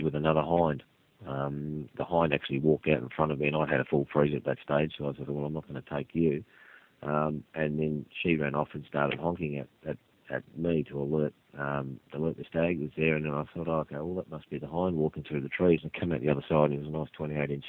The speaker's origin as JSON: {"language": "English", "region": "Tasmania", "country": "Australia", "tie": "born or raised there", "said": "when I was growing up in Tassie"}